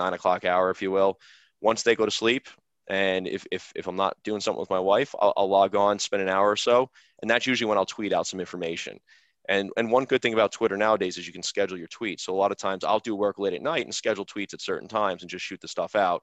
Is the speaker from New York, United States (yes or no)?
yes; New York, United States; I'm from New York